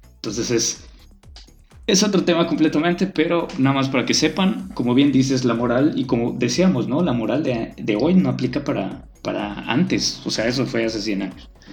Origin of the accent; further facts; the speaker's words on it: Mexico; also born or lived in Mérida; como somos los mexicanos